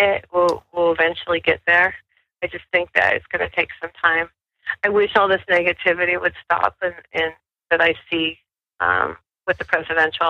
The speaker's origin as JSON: {"language": "English", "area": "Ohio and Michigan", "region": "Midwest", "country": "United States", "tie": "born or raised there", "also_born_or_lived": "New Mexico", "moved": "as an adult", "said": "I grew up in Ohio and Michigan, and then I moved out west when I was in my late 20s, early 30s"}